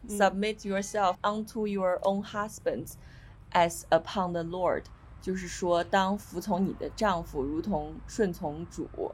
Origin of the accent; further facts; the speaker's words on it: China; 咱们就是在红旗下长大大的的人人